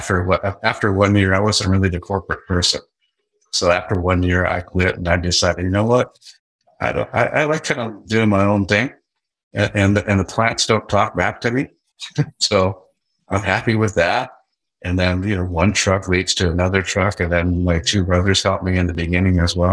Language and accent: English; Seattle, Washington, United States; also born or lived in Tacoma, Washington; I grew up in the Seattle area. I was born in Tacoma